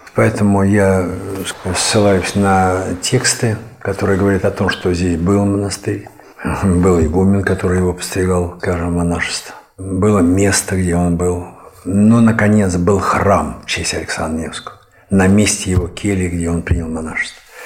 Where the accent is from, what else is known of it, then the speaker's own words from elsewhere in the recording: Moscow, Russia; moved away as an adult; also born or lived in Ivanovo; now in Gorodets, Russia; Я москвич, здесь я нахожусь вот 12 лет